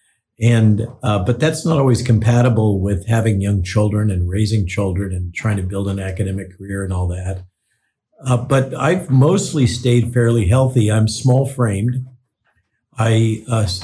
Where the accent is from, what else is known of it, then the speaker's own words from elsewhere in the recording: Central Coast of California, United States; I grew up in the Central Coast of California